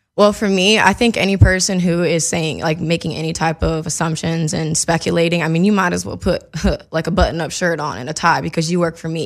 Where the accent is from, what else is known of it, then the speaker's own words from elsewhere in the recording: Mississippi, United States; now in Los Angeles, United States; growing up in Mississippi